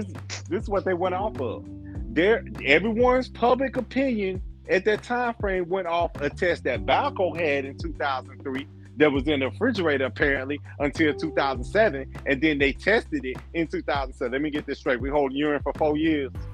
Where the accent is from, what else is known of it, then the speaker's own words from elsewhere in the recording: Louisiana, Mississippi, Alabama, Deep South, United States; we grew up in Louisiana, Mississippi, Alabama